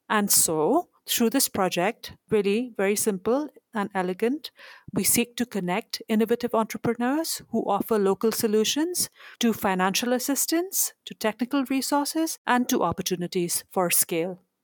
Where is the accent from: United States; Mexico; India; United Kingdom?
India; moved away; I'm originally from India, next door to where I'm visiting right now